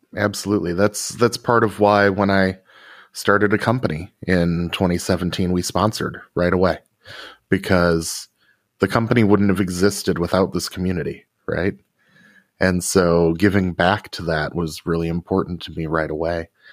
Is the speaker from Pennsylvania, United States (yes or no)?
no; Rockford, Illinois, United States; my hometown of Rockford, Illinois